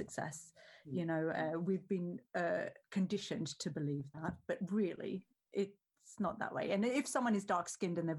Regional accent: Australia; So basically, I grew up in Australia, which is under the glorious sun

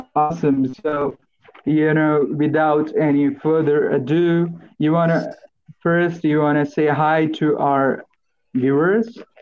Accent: Marathi / India, Maharashtra, India; first language Marathi; English is a second language; my mother tongue, which is Marathi. then I speak Hindi, which is our national language

